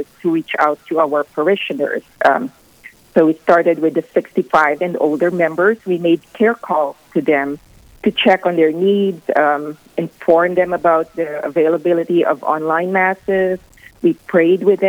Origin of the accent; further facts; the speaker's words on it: Philippines; moved away as an adult; now in Rapid City, United States; I'm originally from the Philippines, and my husband and I have lived in Rapid City for the past 26 years.